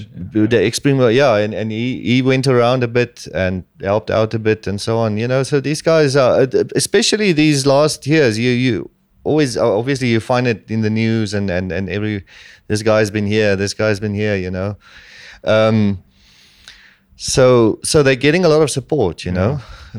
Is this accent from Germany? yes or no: no; Namibia